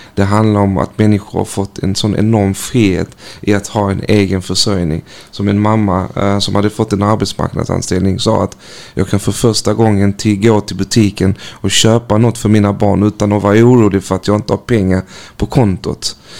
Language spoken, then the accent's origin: Swedish; North Macedonia; now in Malmö, Sweden; mitt födelseland Makedonien